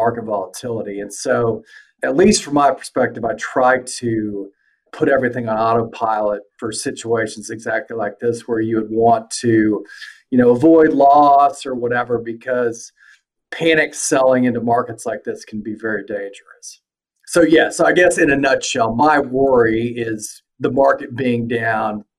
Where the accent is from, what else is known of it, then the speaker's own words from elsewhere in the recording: Oklahoma, United States; moved away as an adult; now in Houston, United States; I'm likewise from Oklahoma, like David, and moved down to Houston in like 2007 out of college